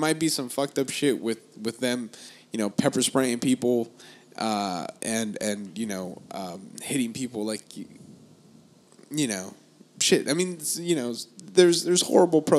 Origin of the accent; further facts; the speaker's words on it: United States; I'm American, dude